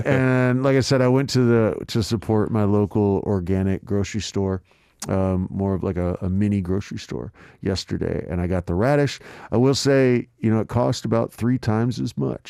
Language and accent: English; Texas, United States; moved away as an adult; now in South Korea; I grew up mostly in Texas